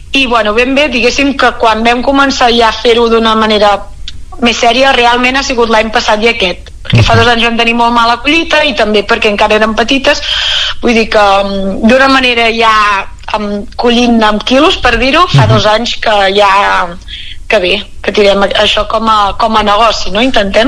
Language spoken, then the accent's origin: Catalan; Moià, Catalonia, Spain; nosaltres som de Mollà